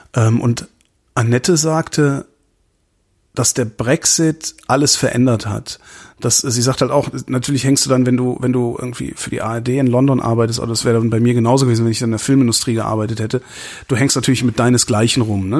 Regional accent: Germany; now in Berlin, Germany; I'm German

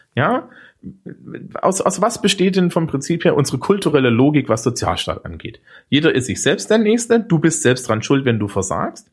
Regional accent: East Germany, Germany; Bei uns im Osten

